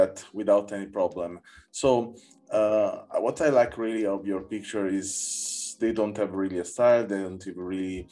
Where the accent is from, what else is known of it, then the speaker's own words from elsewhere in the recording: Naples, Campania, Italy; my hometown in Naples